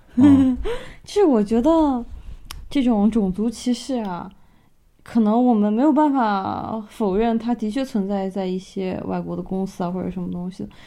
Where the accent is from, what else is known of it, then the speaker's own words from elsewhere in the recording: China; moved away; 对于我们中国人，或者说对于我们亚裔来说，很多时候在欧美